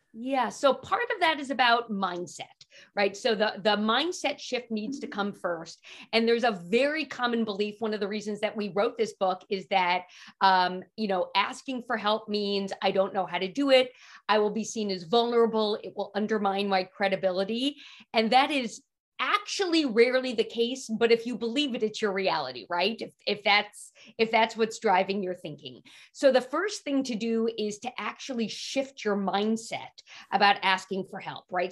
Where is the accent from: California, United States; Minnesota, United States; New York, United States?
New York, United States; New York City; I grew up in Manhattan